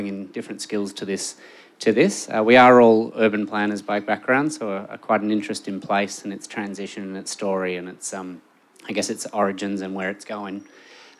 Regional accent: Melbourne, Victoria, Australia; I'm from Melbourne, but I've spent a fair bit of time living overseas

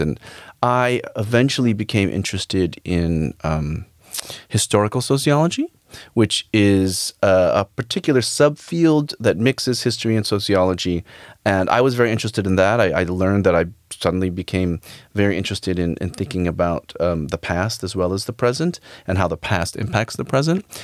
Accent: United States; I actually was born in in, in the United States, but my parents came from the Philippines

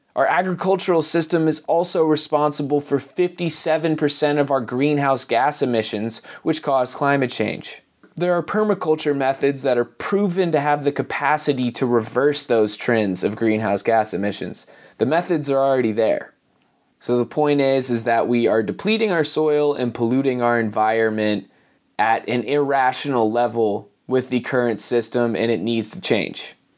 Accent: Asheville, North Carolina, United States; coming to you from Asheville, North Carolina, my hometown

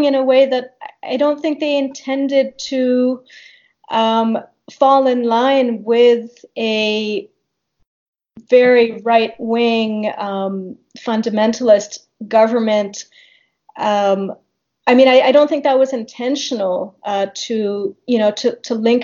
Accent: Canada; I'm speaking not even as an Indian located in India, but as a Canadian, as a diasporic member of the South Asian Indian community

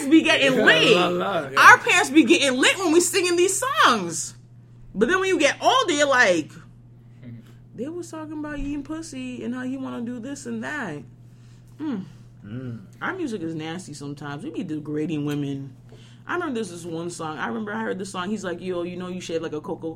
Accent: Haiti; moved away; also born or lived in New York; I grew up in Haiti and I went to school with those fuckers

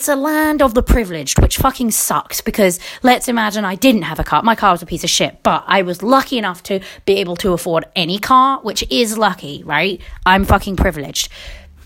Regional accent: England, United Kingdom; accent: British; moved away; also born or lived in United States; I'm English. This is how we talk

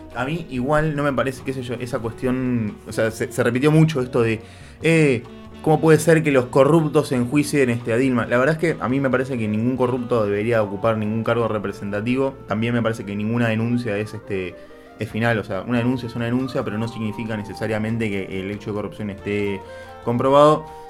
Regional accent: Argentina

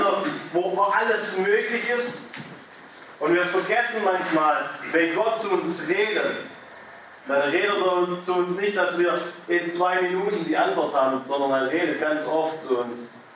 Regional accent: Germany; ich als Deutscher

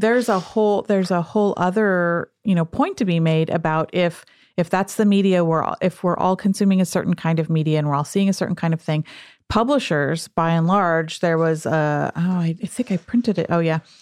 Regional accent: the Southwest, small town New Mexico, United States; I grew up in the Southwest

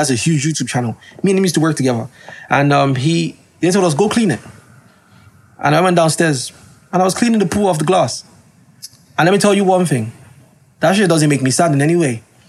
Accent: Nigeria; Like, yeah, I'm a Nigerian man.

